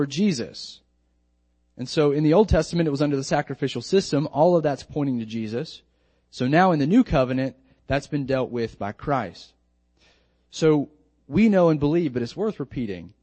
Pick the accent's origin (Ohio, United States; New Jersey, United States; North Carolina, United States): North Carolina, United States; now in Lynchburg, United States; When I was growing up in North Carolina, I would be out in the community, and my family's generations there